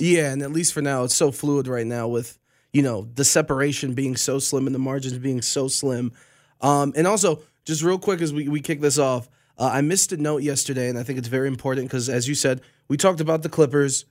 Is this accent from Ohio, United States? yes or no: yes; Cleveland, Ohio, United States; I'm from Cleveland